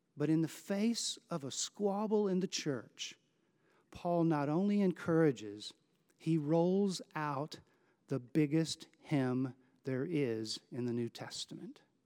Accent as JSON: {"language": "English", "town": "Houston", "region": "Texas", "country": "United States", "tie": "born or raised there", "said": "Growing up in Houston"}